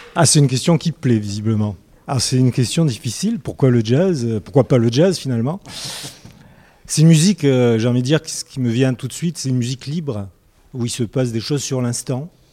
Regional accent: Souk Ahras, Souk Ahras Province, Algeria; je vis de Soukaras, c'est une ville en Algérie

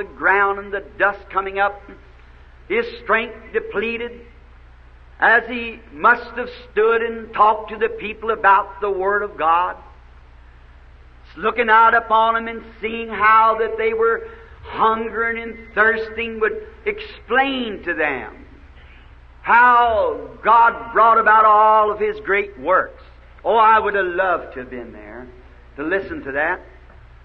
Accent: the South, United States; I'm a Southerner

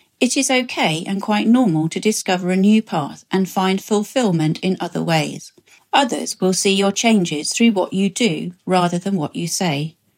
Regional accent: Ascot, South East England, United Kingdom; I'm 54 years old and I'm from Ascot, England.

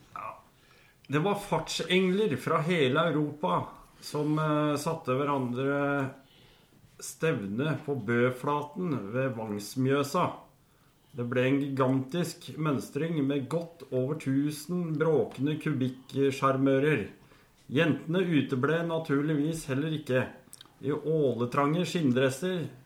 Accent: Oslo, Norway; jeg har vokst opp midt i Storgata selv. Storgata 18 rett overfor Operapassasjen

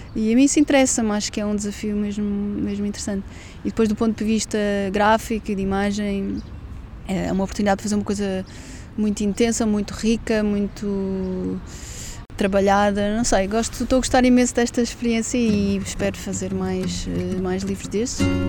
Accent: Lisbon, Portugal; moved away as an adult; also born or lived in London, United Kingdom; vou voltar para Lisboa, a cidade onde nasci, sempre adorei

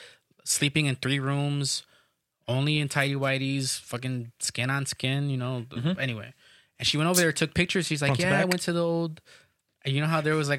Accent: Chicago, Illinois, United States; where are you from? Oh, Chicago.

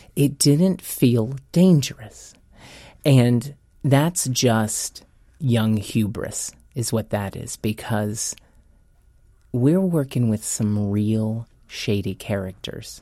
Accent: Lawrence, Kansas, United States; moved away as an adult; also born or lived in Los Angeles; I'm born and bred in Lawrence, Kansas. I was a country boy turned city mouse. Uh, when I turned 18, I went to LA with big dreams and no money

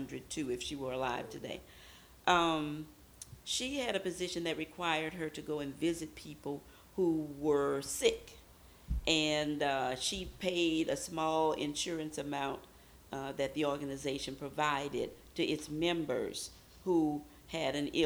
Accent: Baton Rouge, Louisiana, United States; I'm originally from Baton Rouge, Louisiana.

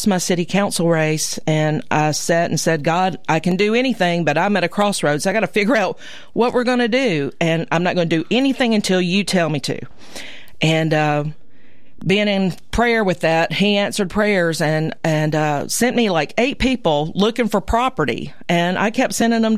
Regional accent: Columbia, Tennessee, United States; I grew up as a phosphate iron worker kid here in Columbia

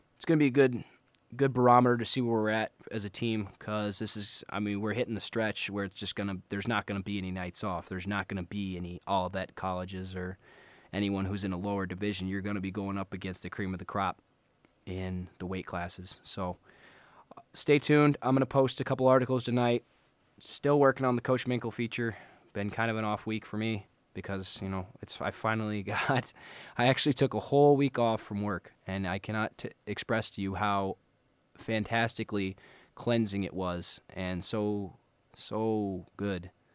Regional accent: Moline, Illinois, United States; moved away; I'm actually from Illinois originally. Moline, Illinois. Represent Quad Cities.

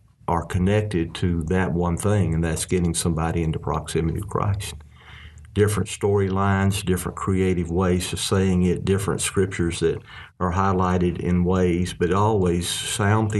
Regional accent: Arkansas, United States; we're from Arkansas

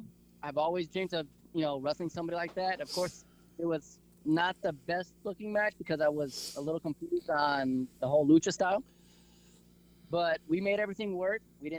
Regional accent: Abilene, Texas, United States; we're all from the Abilene Sweetwater area.

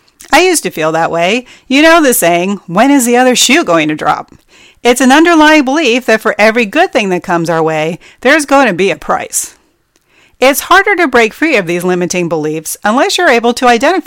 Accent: New Jersey, United States; moved away; I grew up in New Jersey

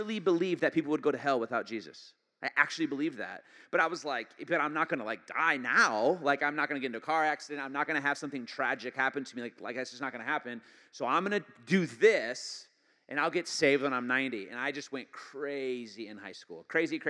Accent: Michigan, United States; moved away; I'm originally from Michigan, and I did not grow up in a Christian home until about halfway through

